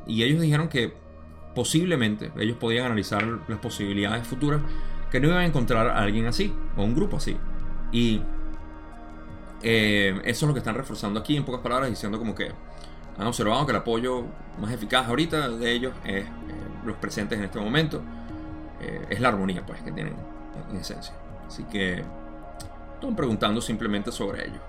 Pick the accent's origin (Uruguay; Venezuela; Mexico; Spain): Venezuela; mi país